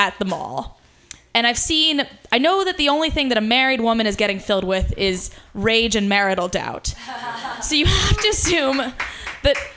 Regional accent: Ohio, United States; now in San Francisco, United States; one of the few people in my hometown that weren't like racist conservatives

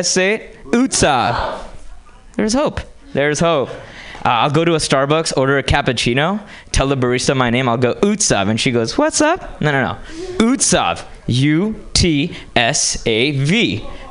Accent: India; moved away; I grew up in India.

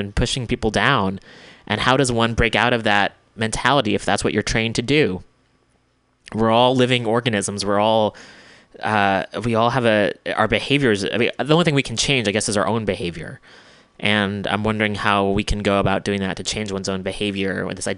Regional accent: United States; especially as an American

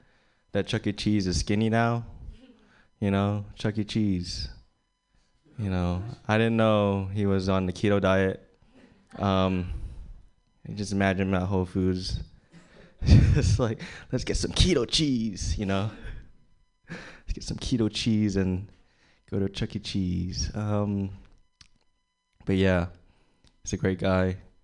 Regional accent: Philippines; I'm Filipino. That's Chinese to most of you guys. Yeah, it's kind of hard being Filipino.

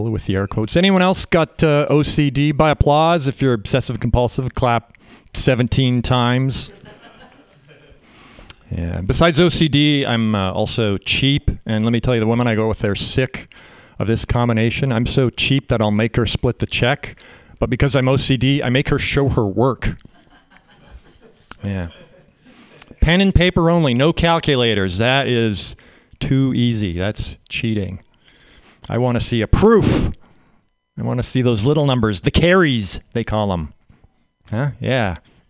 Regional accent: Canada; now in United States; I'm a Canadian. Grew up in Canada

